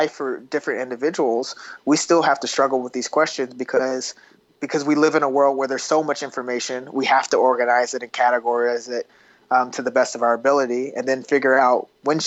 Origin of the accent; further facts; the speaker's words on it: Kansas City, Missouri, United States; I was born in Kansas City, Missouri, on the border of Missouri and Kansas